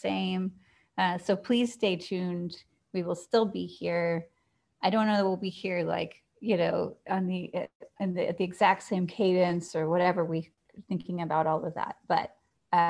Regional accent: Atlanta, Georgia, United States; I grew up in Atlanta

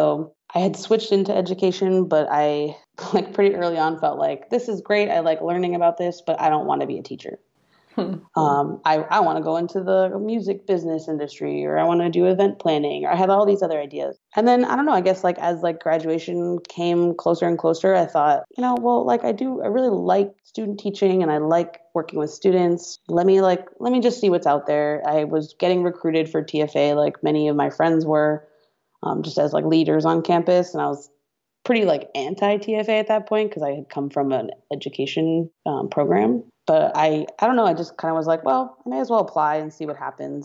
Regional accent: outside of Boston, Massachusetts, United States; moved away as an adult; also born or lived in Oakland; I'm from outside of Boston. I went to school in Boston

